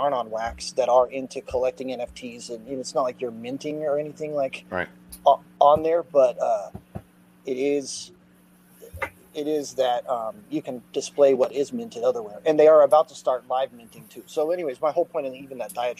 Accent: Austin, Texas, United States; also born or lived in Dallas, Texas; I'm an artist from Austin, Texas, originally, and I live in the Dallas area now

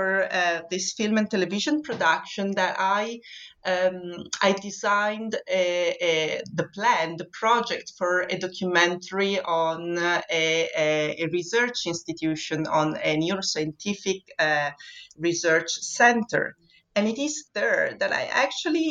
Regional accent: Vittorio Veneto, Veneto, Italy; moved away as an adult; also born or lived in Venice; now in Scotland, United Kingdom; born in Vittorio Veneto, which is a very small town in the northeast of Italy

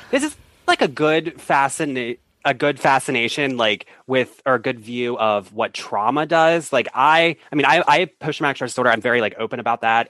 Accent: United States; also born or lived in Baltimore, Maryland / Washington, D.C.; I'm from, I lived in both places.

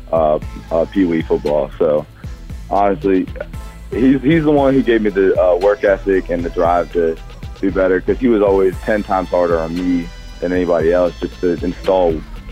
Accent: Chesapeake, Virginia, United States; I grew up in Chesapeake, Virginia, which is probably 20 minutes outside of Richmond.

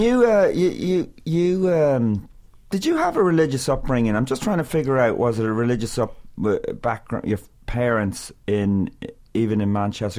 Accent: Meath, Leinster, Ireland; also born or lived in Galway; I moved from Galway or my family to to Meath

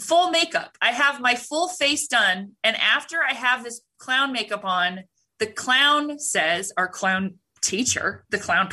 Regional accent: California, United States; I'm a teenager from California

